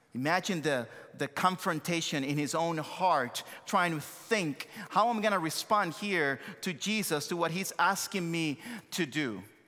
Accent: Santo Domingo, Distrito Nacional, Dominican Republic; accent: thick accent; English is a second language; moved away as an adult; also born or lived in United States / Joliet, Illinois; born and raised in Santo Domingo, Dominican Republic, came to the States, uh, uh, many years ago

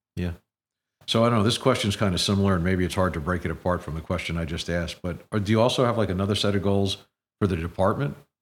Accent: Princeton, New Jersey, United States; growing up in the community, when I was much younger

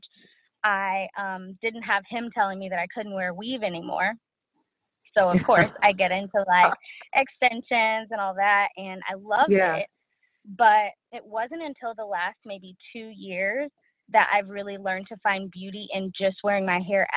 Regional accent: Dallas, Texas, United States; I'm from Dallas. I know. There's not very many of us

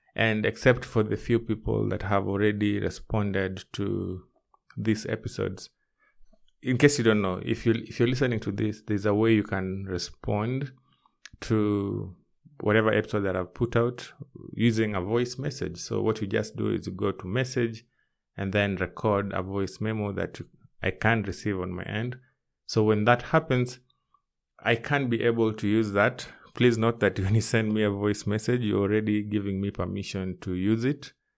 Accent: Kenya; my home country, which is Kenya.

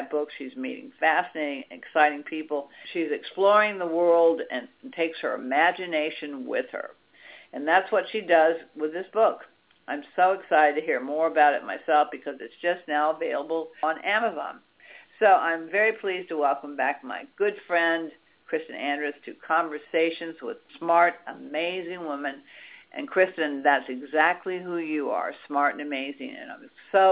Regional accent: Washington, District of Columbia, United States; now in California, United States; I grew up in Washington, D.C.

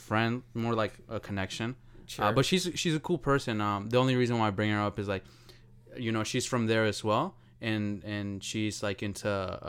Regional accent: Colombia; Well, not that, but sometimes I think like, what if I had stayed in Colombia?

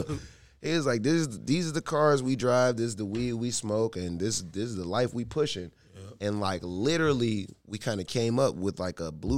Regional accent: Pittsburgh, Pennsylvania, United States; moved away

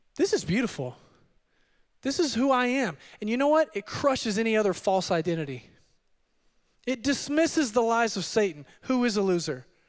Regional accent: Odessa, Texas, United States; also born or lived in Midland, Texas; I am from the Permian Basin, Permian Basin, and, uh, I was born and raised in Odessa. Uh, my parents moved our family over to Midland when I was in junior high

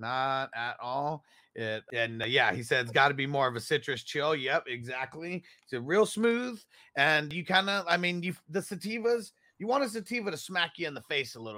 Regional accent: California, United States; Growing up in Cali

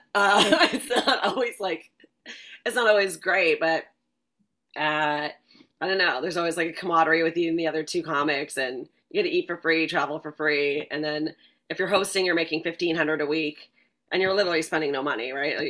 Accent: Vancouver, British Columbia, Canada; moved away as an adult; also born or lived in Ottawa, Canada / Los Angeles, United States; now in New York, United States; I'm originally from Vancouver, Canada

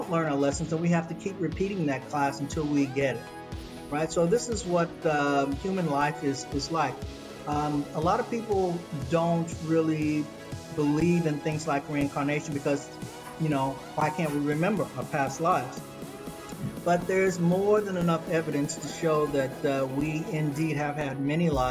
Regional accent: United States; now in Sydney, Australia; I grew up in North America, in the United States

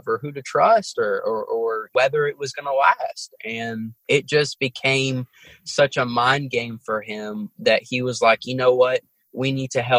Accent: New York City, New York, United States; growing up in Brooklyn was I kind of got exposed to different cultures

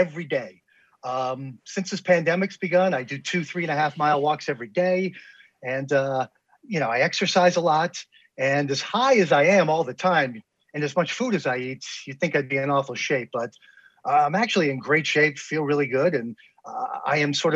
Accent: New York City suburbs, United States; moved away as an adult; now in Washington, D.C., United States; I grew up in New York State. I'm in Washington, D.C. here, our nation's bullseye. I've been here for about almost 19 years now, but I grew up in New York City suburbs.

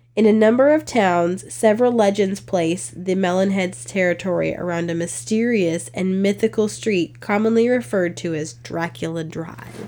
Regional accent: Virginia, United States; I'm from Virginia

